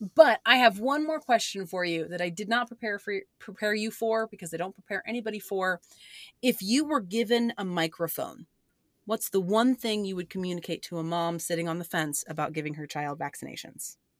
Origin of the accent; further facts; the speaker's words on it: Oklahoma, United States; a mom-owned small business out of my home state of Oklahoma